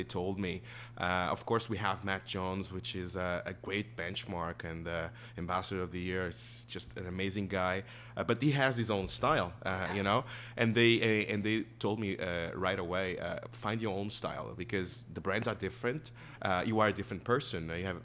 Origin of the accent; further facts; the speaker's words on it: Portugal; moved away as an adult; also born or lived in Lanzarote, Spain / Chester, England; growing up in Portugal